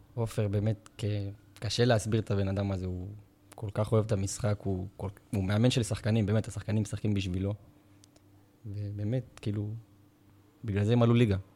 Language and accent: Hebrew; Beersheba, Southern District, Israel; אני גדלתי בשכונת נבנוי, ולמדתי בבית ספר תיכון מקיף א'